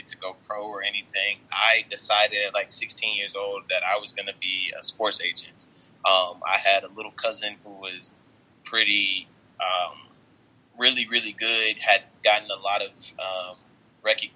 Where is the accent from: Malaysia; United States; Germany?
United States; Dallas, Texas; I am from Dallas, Texas